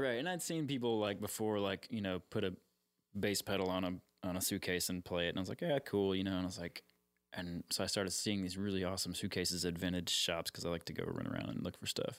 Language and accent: English; Austin, Texas, United States; I'm actually from Austin. I'm one of the rare Austinites.